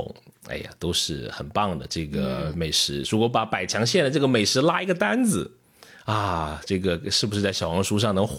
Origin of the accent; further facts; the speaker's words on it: Liuzhou, Guangxi, China; 我可能在二十年前吃到的外地的螺蛳粉跟我家乡差好远，但是现在吃到的。就是没有什么差距，甚至有时候我觉得上海的螺蛳粉水平有些有些店铺，我觉得比柳州当地的都好吃。